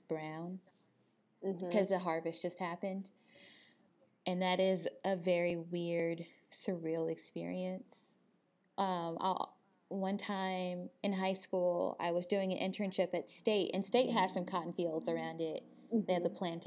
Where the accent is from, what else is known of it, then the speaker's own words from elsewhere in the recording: Crystal Springs, Mississippi, United States; moved away; we came from Crystal Springs, you know, this town of 5,000 people in Mississippi